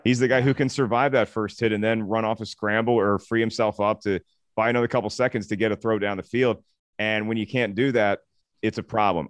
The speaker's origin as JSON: {"language": "English", "region": "East Coast", "country": "United States", "moved": "yes", "lives_now": "Los Angeles, United States", "said": "I'm from the East Coast"}